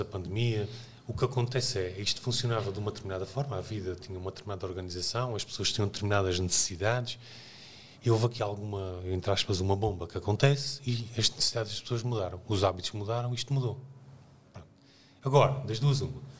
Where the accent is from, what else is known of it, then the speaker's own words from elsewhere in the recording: Azores, Portugal; moved away; nasci nos Açores, que é uma realidade que não é no interior, é numa ilha